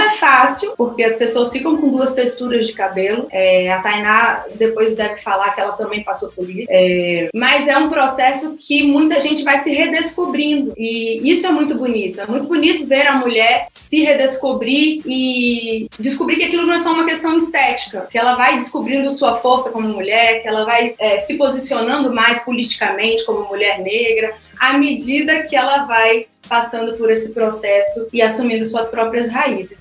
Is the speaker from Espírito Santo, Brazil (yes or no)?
yes; Vitória, Espírito Santo, Brazil; moved away as an adult; now in Angola; eu nasci em Vitória, no Espírito Santo